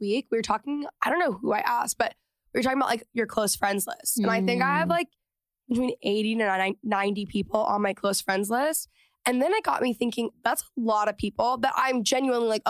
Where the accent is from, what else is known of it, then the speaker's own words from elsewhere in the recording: Texas, United States; moved away; growing up in Texas